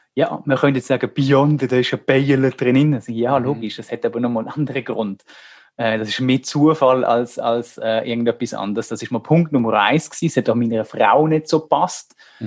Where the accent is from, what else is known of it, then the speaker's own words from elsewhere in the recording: Germany; now in Switzerland; Wir sind in Deutschland aufgewachsen